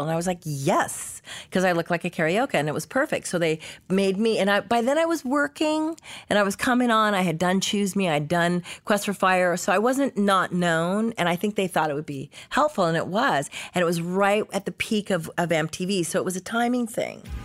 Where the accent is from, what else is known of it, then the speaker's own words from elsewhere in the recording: Los Angeles, California, United States; also born or lived in Canada; I grew up free range in Hollywood.